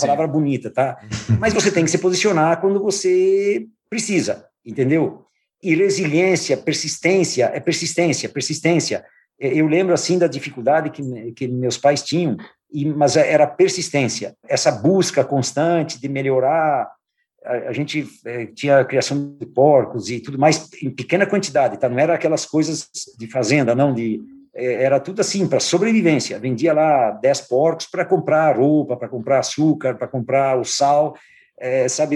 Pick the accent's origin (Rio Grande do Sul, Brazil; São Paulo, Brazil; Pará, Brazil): Rio Grande do Sul, Brazil; São João da Urtiga; eu sou do interior de São João da Utiga, de 8 quilômetros de distância